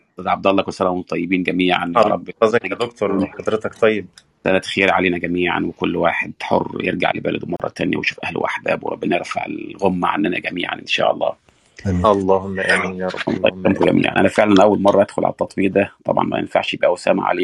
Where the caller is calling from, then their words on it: United States; الظهر عندنا في امريكا